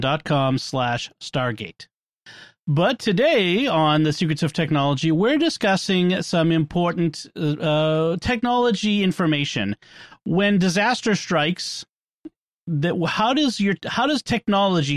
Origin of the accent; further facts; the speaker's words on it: Boston, Massachusetts, United States; accent: Boston; my Boston accent